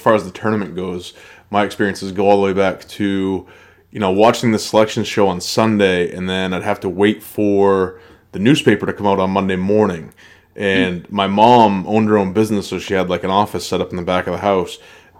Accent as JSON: {"language": "English", "region": "Maine", "country": "United States", "moved": "yes", "said": "I'm originally from Maine"}